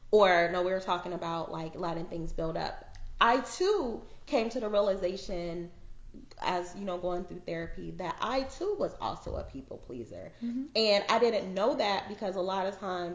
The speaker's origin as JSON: {"language": "English", "region": "Arizona", "country": "United States", "tie": "born or raised there", "said": "I grew up in Arizona"}